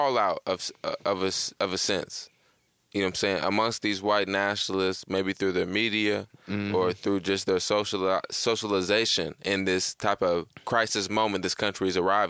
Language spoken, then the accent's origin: English; Evansville, Indiana, United States; We Southern Indiana